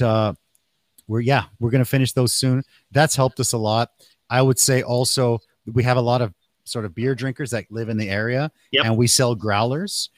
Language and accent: English; Canada; also born or lived in Mexico (family); now in Taiwan; I was born in Canada, but my family is from Mexico